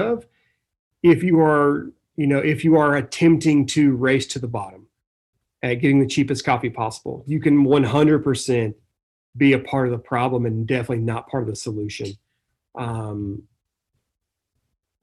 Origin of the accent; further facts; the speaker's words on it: Mississippi, United States; I'm from like the great state of Mississippi